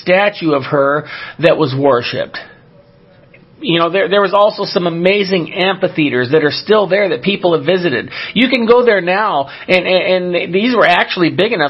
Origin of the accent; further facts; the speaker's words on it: Southern California, United States; I grew up in Southern California